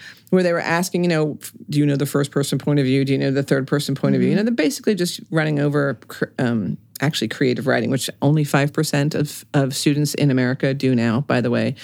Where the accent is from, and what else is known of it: Reading, Pennsylvania, United States; born or raised there